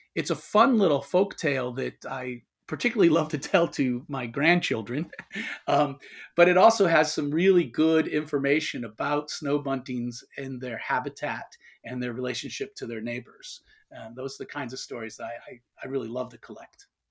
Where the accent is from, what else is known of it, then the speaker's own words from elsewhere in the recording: Toledo, Ohio, United States; moved away; I was born and raised in Toledo, Ohio.